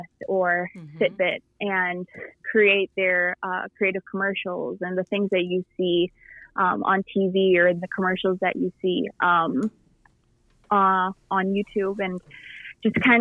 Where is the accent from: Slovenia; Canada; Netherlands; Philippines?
Philippines; now in United States; when I was growing up in the Philippines, I played basketball over there